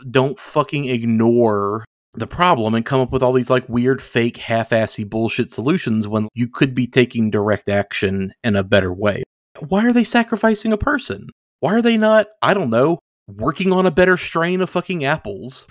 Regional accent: the Bible Belt, United States; growing up in the Bible Belt

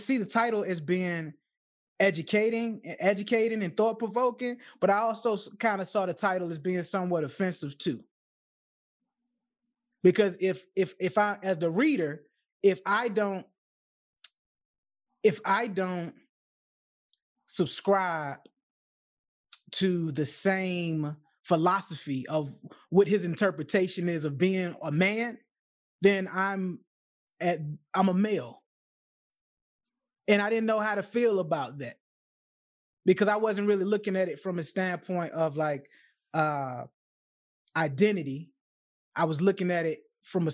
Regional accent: Chesapeake Bay area, United States; I'm from the Chesapeake Bay area

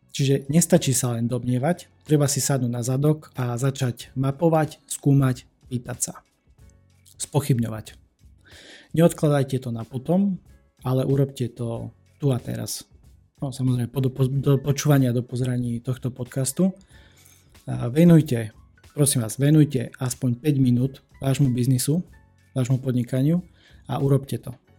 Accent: eastern Slovakia, Slovakia; u nás na východe

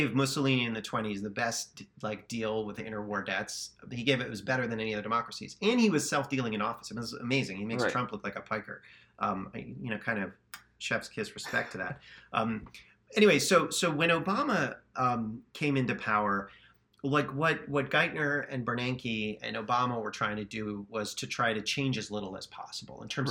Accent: Miami, Florida, United States; I grew up in Miami

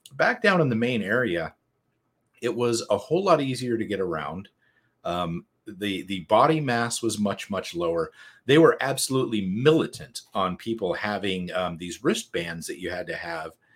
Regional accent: United States; I'm from America

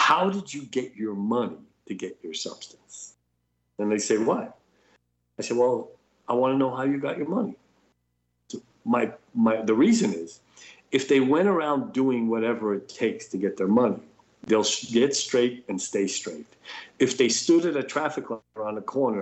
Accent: New York City, New York, United States; I grew up in New York City

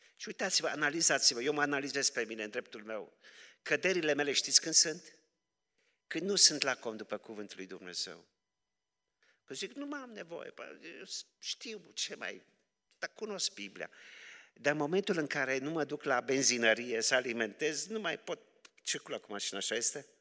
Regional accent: Romania; sunt așa de mândru că sunt român

